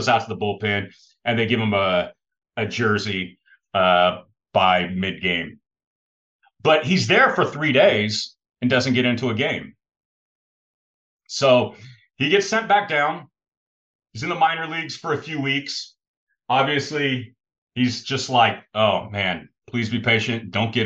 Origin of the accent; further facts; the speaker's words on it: Australia; I grew up in Australia in the 1990s